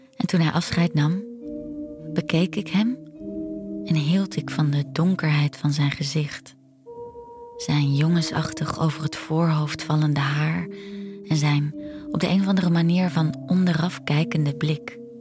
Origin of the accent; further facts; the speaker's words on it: near IJmuiden, North Holland, Netherlands; now in Australia; in Emuiden. En dat is dan vlakbij waar ik vandaan kom.